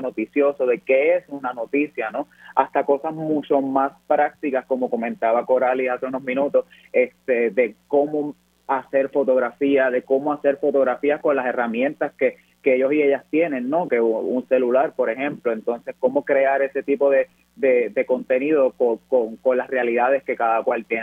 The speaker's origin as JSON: {"language": "Spanish", "country": "Puerto Rico", "said": "como puertorriqueños y puertorriqueñas aprendemos"}